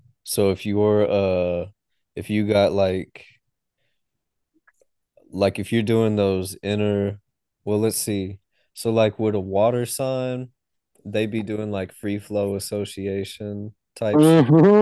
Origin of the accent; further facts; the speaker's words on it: South Texas, United States; I mean, I'm from south of Texas. South of Texas. I'm from South Texas.